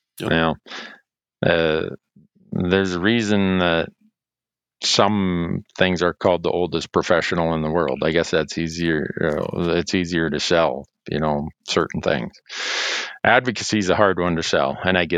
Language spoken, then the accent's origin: English; Montana, United States; In my home state of Montana